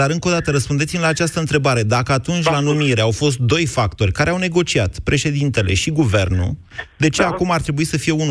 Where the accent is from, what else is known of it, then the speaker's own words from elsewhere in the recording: Timișoara, Timiș County, Romania; now in Bucharest, Romania; Sunt din Timișoara, dar locuiesc